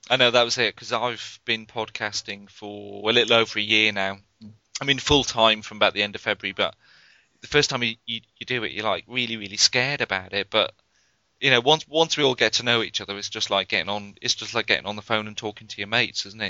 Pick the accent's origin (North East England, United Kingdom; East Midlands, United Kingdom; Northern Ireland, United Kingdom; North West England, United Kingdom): North East England, United Kingdom; Northumberland; moved away; I grew up in Northumberland, which is practically well, it's right on the border with Scotland